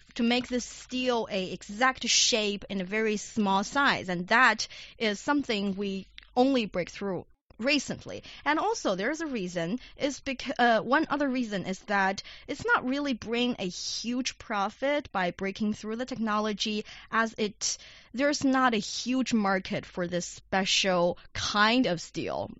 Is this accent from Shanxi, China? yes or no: yes; Shanxi, China; Shanxi Province, my hometown